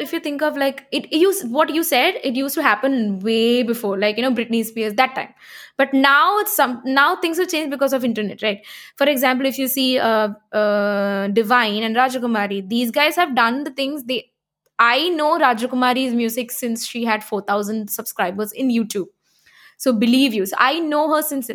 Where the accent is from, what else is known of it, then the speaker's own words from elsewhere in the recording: Kerala, India; I'm a South Indian, I'm from Kerala.